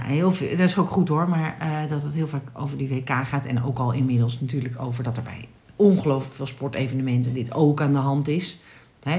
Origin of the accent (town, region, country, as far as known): Netherlands